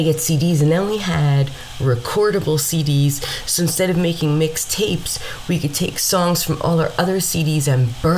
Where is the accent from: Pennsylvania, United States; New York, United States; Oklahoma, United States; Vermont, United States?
New York, United States; Mount Vernon; growing up in Mount Vernon, New York, that made you street smart